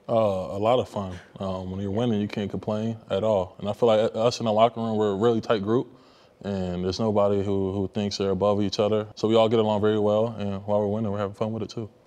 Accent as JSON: {"language": "English", "area": "near FedEx Field", "region": "Maryland", "country": "United States", "tie": "born or raised there", "moved": "as an adult", "said": "we used to practice like right behind FedEx Field"}